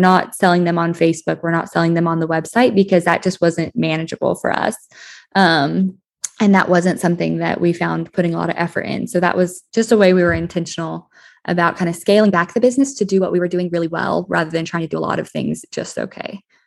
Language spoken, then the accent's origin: English; Colorado, United States; moved away as an adult; also born or lived in Texas; I grew up in Skylar, Colorado, a small agricultural town in southeastern Co-, Colorado